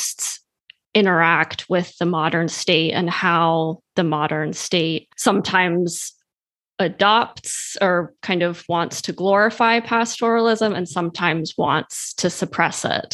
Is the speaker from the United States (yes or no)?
no; Switzerland; I grew up in Switzerland